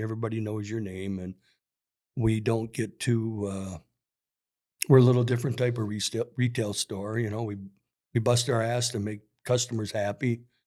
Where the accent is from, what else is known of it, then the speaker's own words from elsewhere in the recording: South St. Paul, Minnesota, United States; when I grew up in South Saint Paul, I went to a Polish church.